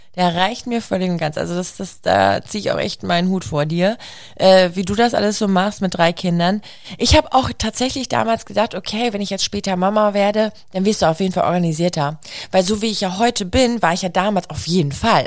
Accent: Germany

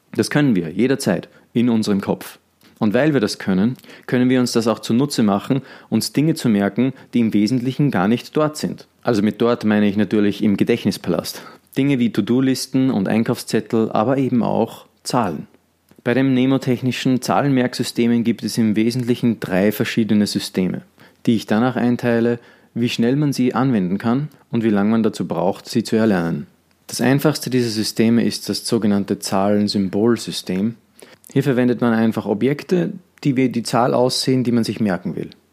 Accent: Austria; bei uns in Österreich

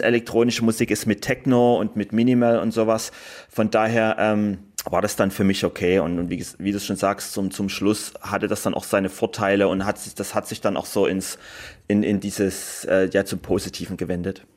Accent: Germany; ich komme aus Deutschland

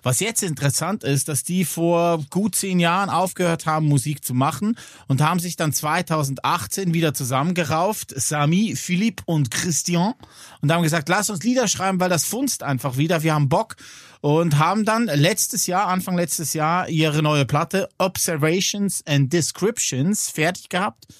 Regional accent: Switzerland; bei uns in der Schweiz

